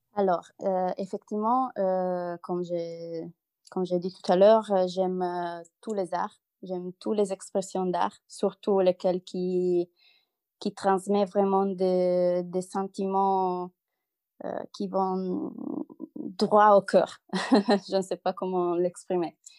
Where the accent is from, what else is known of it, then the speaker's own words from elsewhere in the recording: Italy; French is a second language; moved away as an adult; now in Lille, France; je suis une Italienne expatriée en France, à Lille.